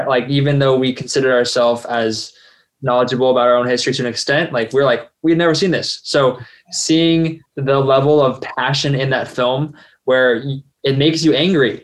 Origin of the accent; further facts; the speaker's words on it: United States; And I'm passable as Korean. If I dress better, perhaps they know I'm American because I dress poorly.